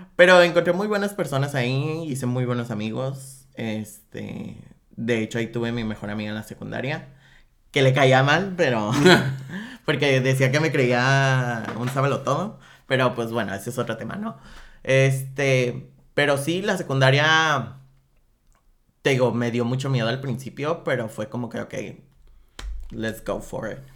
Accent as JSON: {"language": "Spanish", "town": "Guadalajara", "region": "Jalisco", "country": "Mexico", "tie": "born or raised there", "moved": "yes", "lives_now": "Tijuana, Mexico", "said": "yo soy de Guadalajara"}